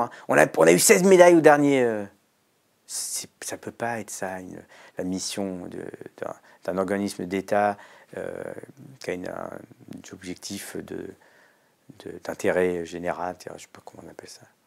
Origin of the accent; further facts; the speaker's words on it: France; je suis né en France et que mon petit club de quartier, il était subventionné